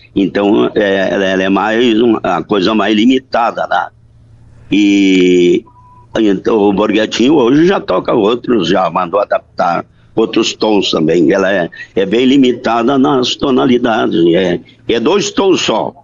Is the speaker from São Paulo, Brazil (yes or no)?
no; Soledade, Rio Grande do Sul, Brazil; now in Erechim, Brazil; Um lugarejo chamado do Campo Bonito, é, interior de Soledade, onde eu nasci.